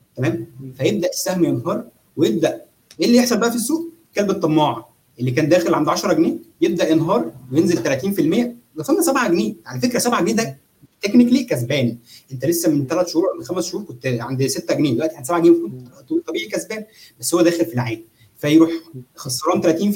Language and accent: Arabic; Egypt; احنا عندنا في مصر